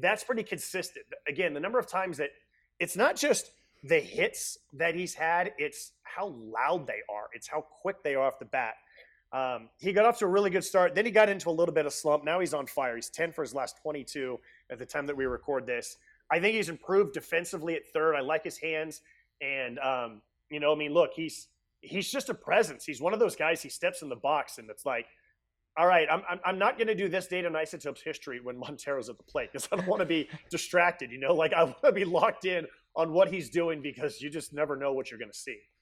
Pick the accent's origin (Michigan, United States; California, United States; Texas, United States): California, United States; Bay Area; I grew up in the Bay Area